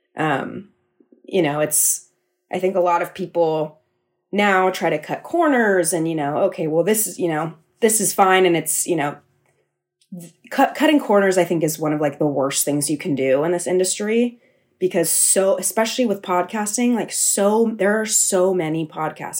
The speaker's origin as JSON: {"language": "English", "town": "San Mateo", "region": "California", "country": "United States", "tie": "born or raised there", "moved": "as an adult", "lives_now": "New York City, United States", "said": "I'm from San Mateo, California. So I moved back home after I graduated college"}